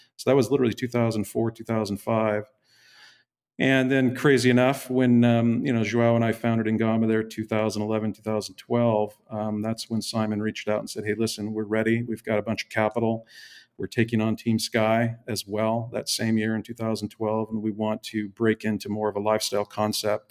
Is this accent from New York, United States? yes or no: no; Seattle, Washington, United States; moved away as an adult; also born or lived in Mill Valley; I'm from the Northwest, uh, Seattle is where I would call home. Um, lived my first thirty, thirty-five years, um, in the Seattle metro area